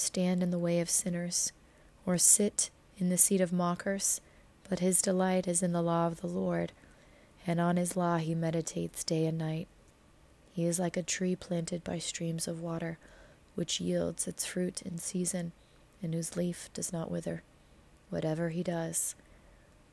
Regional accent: United States; being an American

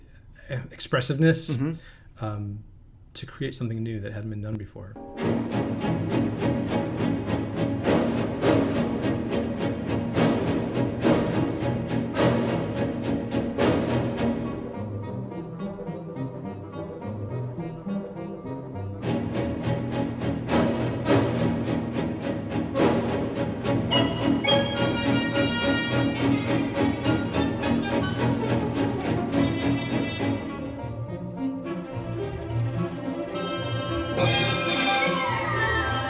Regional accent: Philadelphia, Pennsylvania, United States; where I grew up in Philadelphia

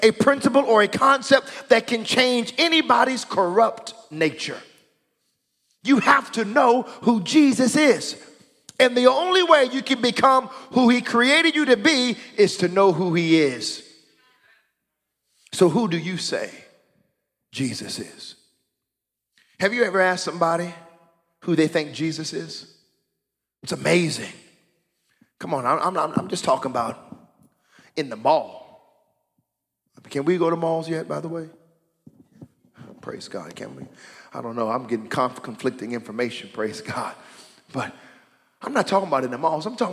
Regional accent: United States; now in Canada; I'm an American

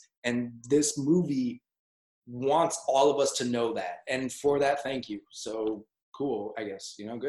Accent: United States; moved away; as an American expat living abroad

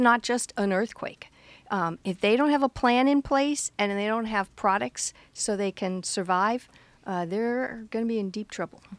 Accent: Fort Lauderdale, Florida, United States; I grew up in Fort Lauderdale, Florida, where we're known to have lots of hurricanes

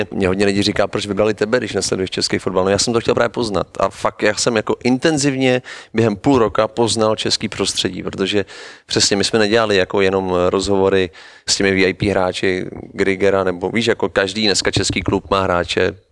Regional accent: Prague, Czechia; já jsem Pražák, tak musím říct, že na té Moravě jsem se cítil mnohem líp

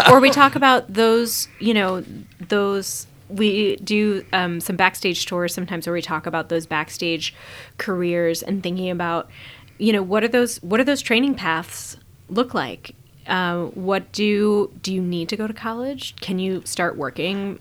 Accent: Omaha, Nebraska, United States; my hometown

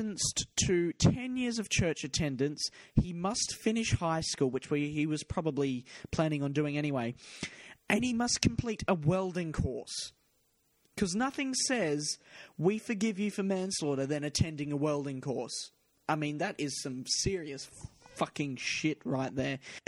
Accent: Perth, Western Australia, Australia; Perth, my hometown

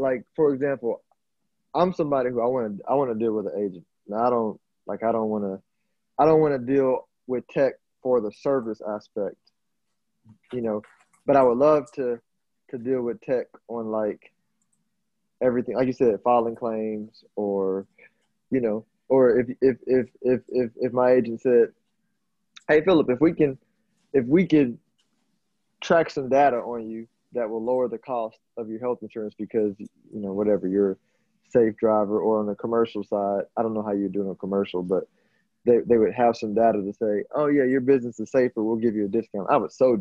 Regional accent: Houston, Texas, United States; I'm from Houston

